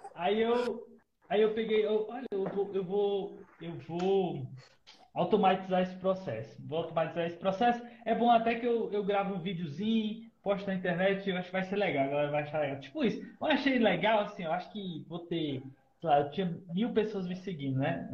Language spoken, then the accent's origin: Portuguese; Ceará, Brazil; eu sou do Ceará